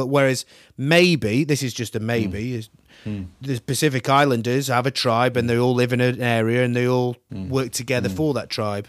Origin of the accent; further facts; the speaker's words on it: Manchester, North West England, United Kingdom; moved away as an adult; also born or lived in Sydney, Australia; now in London, United Kingdom; I worked in Sydney, for example, and I'm from Manchester